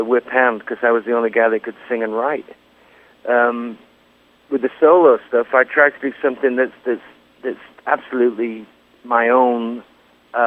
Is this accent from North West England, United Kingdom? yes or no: yes; Lancaster, North West England, United Kingdom; moved away as an adult; also born or lived in London; playing the King's Arms in Lancaster in my hometown